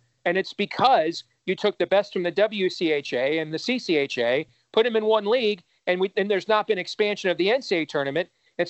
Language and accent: English; Michigan, United States; moved away; growing up in Michigan, where hockey is to Michigan what wrestling is to Iowans